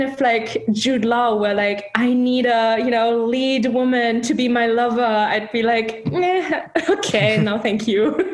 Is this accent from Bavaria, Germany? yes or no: no; Hamburg, Germany; moved away as an adult; also born or lived in London, United Kingdom / Chicago, United States; now in Seattle, United States; Hamburg, my hometown